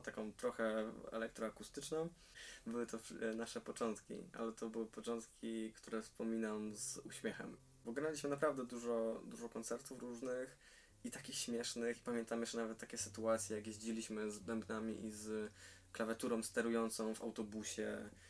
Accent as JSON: {"language": "Polish", "region": "Silesian Voivodeship", "country": "Poland", "tie": "born or raised there", "said": "jestem e, rodowitym Ślązakiem"}